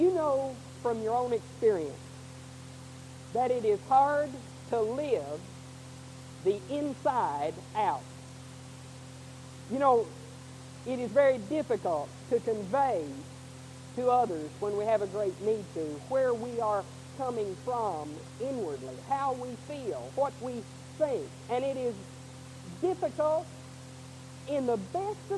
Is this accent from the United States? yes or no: yes; Houston, Texas, United States; I grew up in Houston